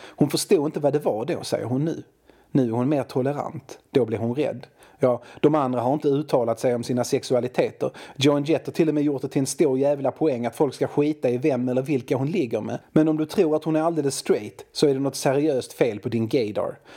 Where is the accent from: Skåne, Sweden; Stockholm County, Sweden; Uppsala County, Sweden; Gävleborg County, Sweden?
Skåne, Sweden; Malmö; jag är från Malmö, och i Malmö har vi våra regler